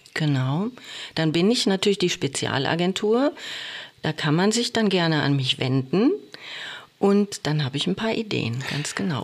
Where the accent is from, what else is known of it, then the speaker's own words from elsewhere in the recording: Oberhausen, North Rhine-Westphalia, Germany; also born or lived in Wiesbaden; now in Bochum, Germany; gebürtig bin ich aus Oberhausen, aber Bochum war ich schon immer verbunden